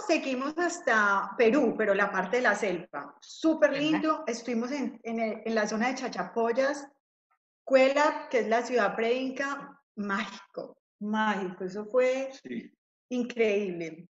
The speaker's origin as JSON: {"language": "Spanish", "country": "Colombia", "said": "yo soy colombiana"}